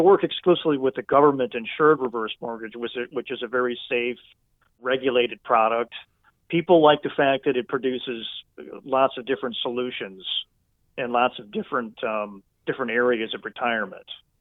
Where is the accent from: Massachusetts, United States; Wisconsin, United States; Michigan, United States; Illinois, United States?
Wisconsin, United States; I'm from Wisconsin and went to school here and love the people, love the culture